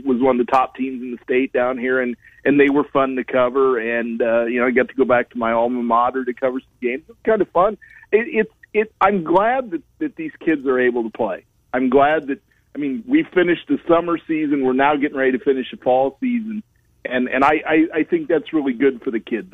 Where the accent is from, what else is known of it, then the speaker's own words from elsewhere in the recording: Fort Madison, Iowa, United States; it covers Fort Madison, which is my hometown